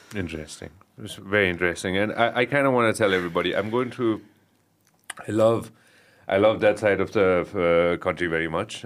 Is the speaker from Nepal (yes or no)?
yes; Kathmandu, Bagmati, Nepal; I'm a Kathmandu boy.